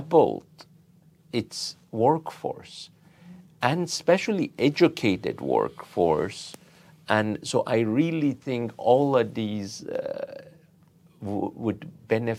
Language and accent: English; Iran; now in United States; in my home country.